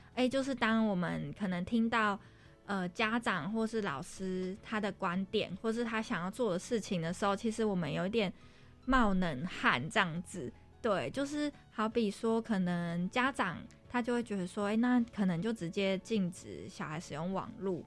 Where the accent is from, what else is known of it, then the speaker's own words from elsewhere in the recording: Taiwan; 毕竟我们就是一起在台湾长大嘛